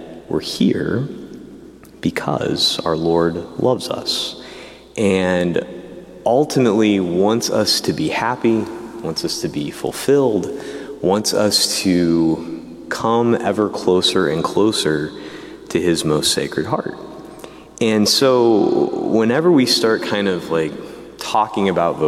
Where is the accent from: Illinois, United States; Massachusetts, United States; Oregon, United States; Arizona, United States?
Illinois, United States; Diocese of Peoria; I grew up in the Diocese of Peoria, Illinois